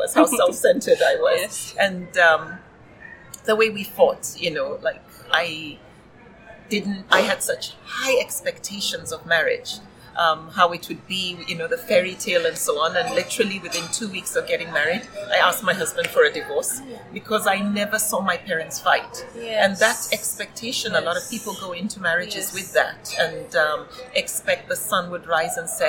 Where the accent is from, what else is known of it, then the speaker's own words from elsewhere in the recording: Nigeria; I grew up in Nigeria, though I traveled a lot